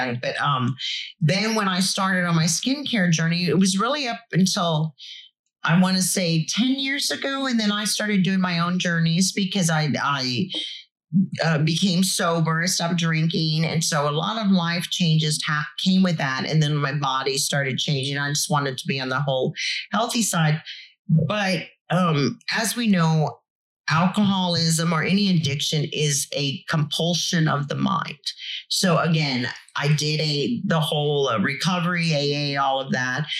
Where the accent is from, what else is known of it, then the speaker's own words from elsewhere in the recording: Corpus Christi, Texas, United States; growing up in Corpus, being at the beach